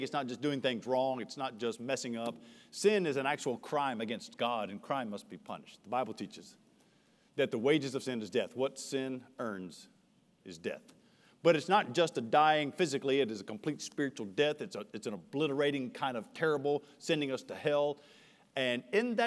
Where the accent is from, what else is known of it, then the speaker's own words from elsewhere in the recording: United States; As an American